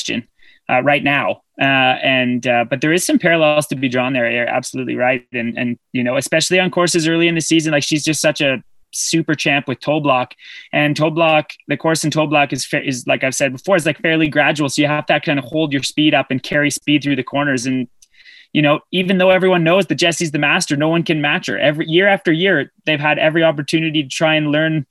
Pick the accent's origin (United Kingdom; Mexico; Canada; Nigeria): Canada; I'm Canadian